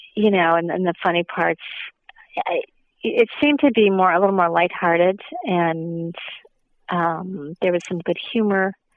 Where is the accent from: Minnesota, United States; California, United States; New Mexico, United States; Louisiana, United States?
Minnesota, United States; moved away; I'm from the Midwest. I'm from Minnesota, and so Cedar Rapids is just a couple hours south of where I'm originally from